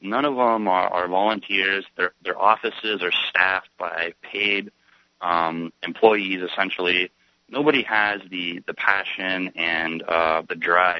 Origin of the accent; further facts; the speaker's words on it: Southern California, United States; now in Portland, United States; I'm originally from Southern California, so this is pretty bad, you know, winter standards for me, but I'm still planning on moving to New Hampshire.